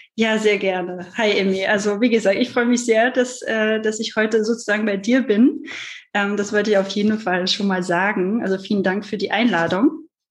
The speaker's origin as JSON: {"language": "German", "country": "France", "second_language": "German", "moved": "yes", "lives_now": "Germany", "said": "ich komme ja aus Frankreich, was man sicherlich auch raushört"}